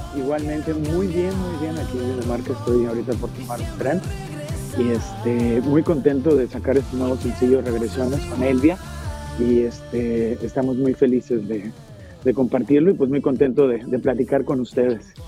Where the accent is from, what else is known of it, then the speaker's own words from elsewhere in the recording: Mexico; moved away as an adult; now in Denmark; cuando me fui de México me di cuenta lo grande que era México